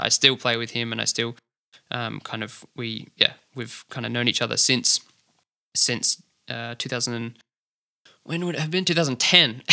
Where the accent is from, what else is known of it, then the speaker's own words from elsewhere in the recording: Adelaide, South Australia, Australia; grew up in the inner southern suburbs, so Kingswood, kinda Unley area is where I'm, where I'm from